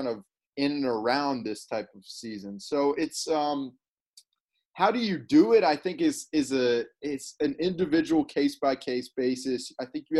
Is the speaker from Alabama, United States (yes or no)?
yes; Birmingham, Alabama, United States; moved away; also born or lived in Missouri; I grew up in Alabama